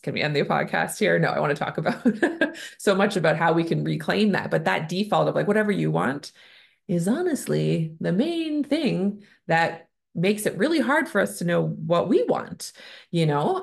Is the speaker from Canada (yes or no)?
yes; Canada; I'm a Canadian family physician